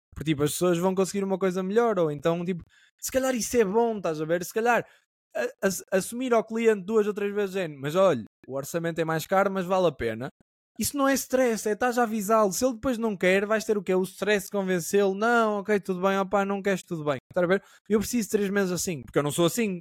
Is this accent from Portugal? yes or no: yes; Caminha, Norte, Portugal; now in Lisbon, Portugal; Eu sou uma pessoa do Norte